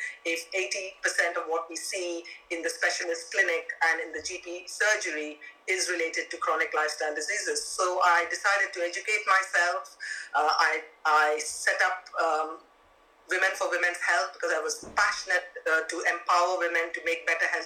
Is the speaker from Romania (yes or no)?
no; India; now in London, United Kingdom; I grew up in India